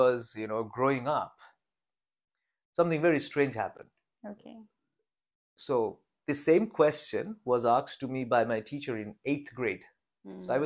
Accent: Kolkata, West Bengal, India; moved away as an adult; also born or lived in China; I'm an Indian. Mm. And I grew up in a big city called Kolkata. In India.

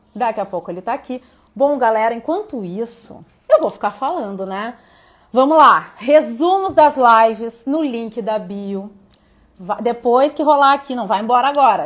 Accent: Porto Alegre, Rio Grande do Sul, Brazil; moved away; eu não moro em Porto Alegre, mas eu sou de Porto Alegre

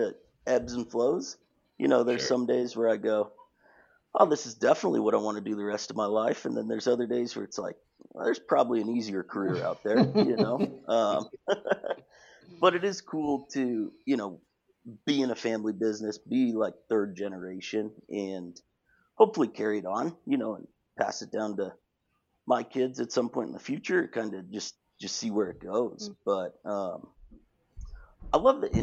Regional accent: Albuquerque, New Mexico, United States; I'm born and raised in Albuquerque

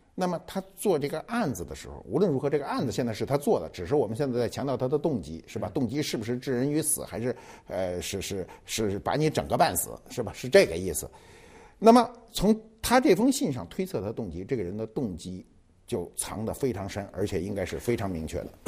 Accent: China; 我们中国人都认为这事儿得凑整

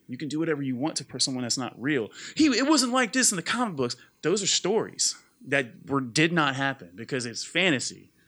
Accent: Mississippi, United States; I grew up in Mississippi

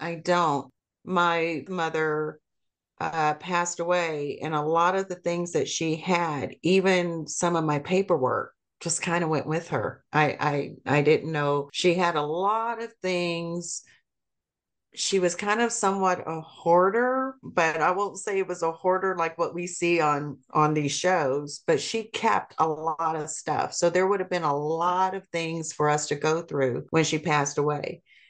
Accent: Seoul, South Korea; born there; I was born in 1964 in Seoul, Korea.

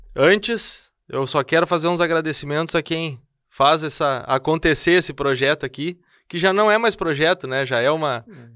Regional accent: São Leopoldo, Rio Grande do Sul, Brazil; also born or lived in Esteio; now in Novo Hamburgo, Brazil; eu sou natural de Esteio, eu nasci em Esteio, ah, tá. mas me criei em São Leopoldo e fui morar em Novo Hamburgo

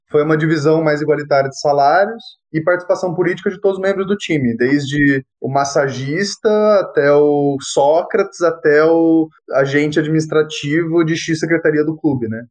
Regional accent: Campinas, São Paulo, Brazil; eu sou de Campinas

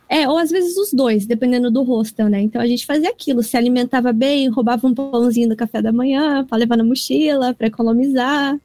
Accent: Toyota, Aichi, Japan; eu nasci e cresci também na cidade de Toyota.

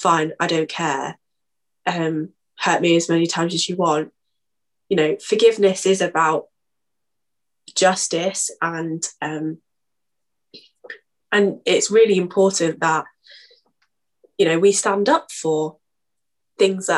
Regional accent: United Kingdom

